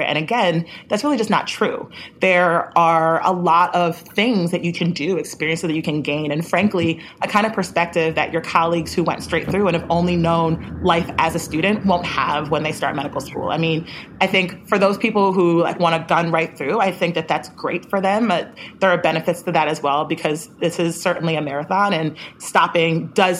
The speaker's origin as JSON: {"language": "English", "region": "New Jersey", "country": "United States", "also_born_or_lived": "Atlanta", "moved": "as an adult", "said": "I'm from New Jersey originally"}